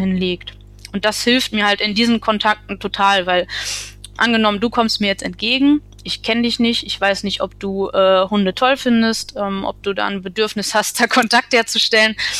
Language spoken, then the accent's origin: German; Essen, North Rhine-Westphalia, Germany; now in Münsterland, Germany; ich komme ursprünglich aus Essen